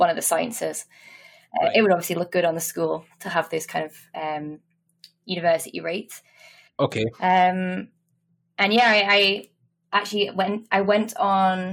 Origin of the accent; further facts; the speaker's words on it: Liverpool, North West England, United Kingdom; moved away as an adult; also born or lived in Dundee; I'm actually from Liverpool, so I'm not a Geordie here.